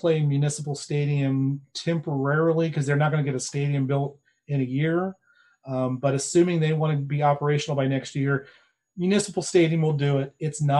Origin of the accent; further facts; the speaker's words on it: Champaign, Illinois, United States; now in Maryland, United States; I grew up in Big Ten country. I grew up in Champaign, Illinois, 5 miles from the University of Illinois campus. I'm a Big Ten kind of guy.